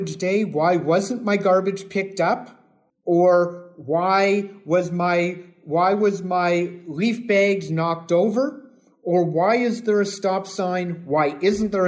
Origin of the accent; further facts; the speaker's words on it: Hamilton, Ontario, Canada; now in Toronto, Canada; I'm from Hamilton